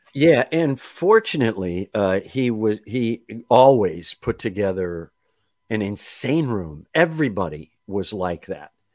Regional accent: Kenosha, Wisconsin, United States; I am from Kenosha, Wisconsin

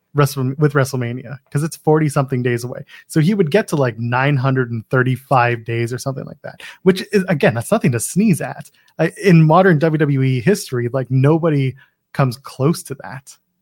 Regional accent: Canada; I'm a Canadian

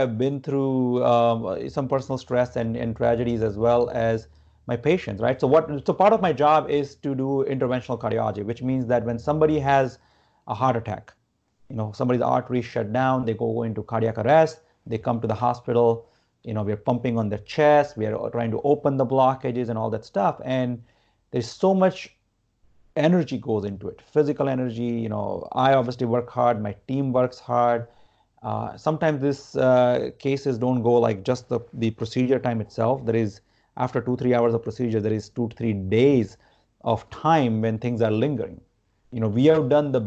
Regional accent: Gujarat, India; moved away; I grew up in India. India is considered the spiritual capital of the world. I'm not from like Varanasi, where, you know, which is considered the spirituality like center, epicenter, I would say. But I'm from Gujarat

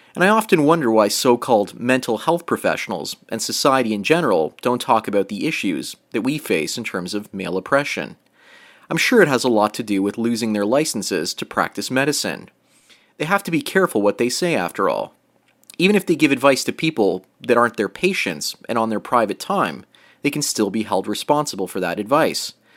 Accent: Canada; I was raised in Canada

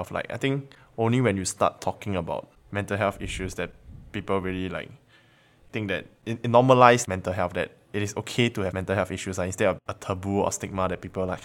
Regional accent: Dubai, United Arab Emirates; I'm year three from Dubai, and I study nursing.

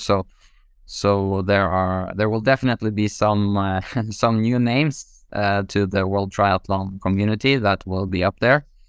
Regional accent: Norway; growing up in Norway

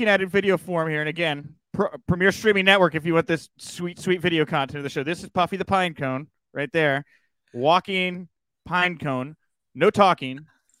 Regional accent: Texas, United States; I grew up in Texas, which is incredibly violent in different ways.

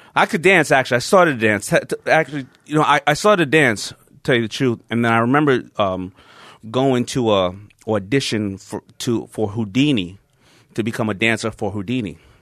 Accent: New York City, New York, United States; I grew up in Hollis, Queens

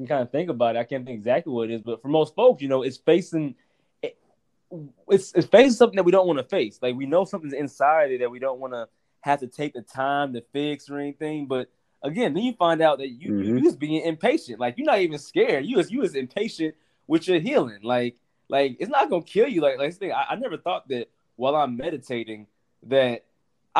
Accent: North Carolina, United States; I'm from North Carolina, and my family is both from both my sides of the family are from the South. So I grew up like that.

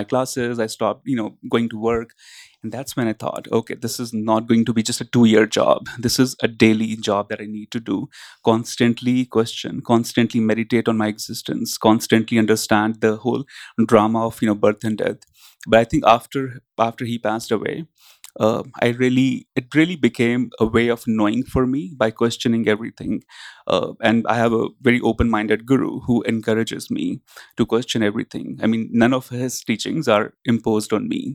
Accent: India; growing up in India among the spiritual teachers

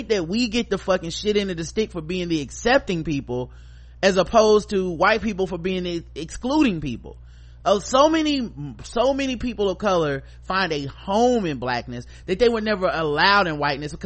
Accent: United States; as American black people

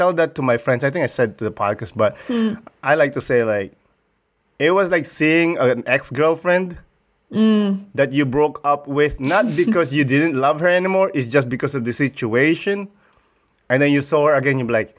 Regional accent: Philippines; now in Canada; I grew up in the Philippines.

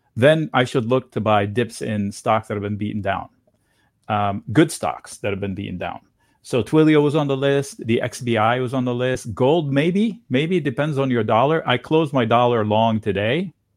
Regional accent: Beirut, Beirut Governorate, Lebanon; moved away; I grew up in East Beirut

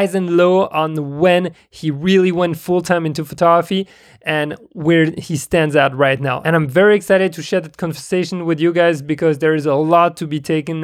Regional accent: Russia; accent: Russian; moved away; also born or lived in Nigeria; I guess just like my accent is totally right Russian

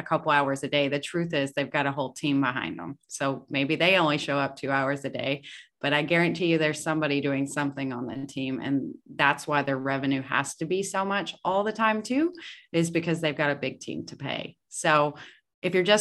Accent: the South, United States; I'm from the South

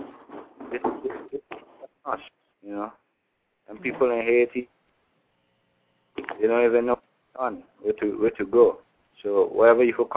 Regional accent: British Virgin Islands; I'm from the Virgin Islands by way of Tortola

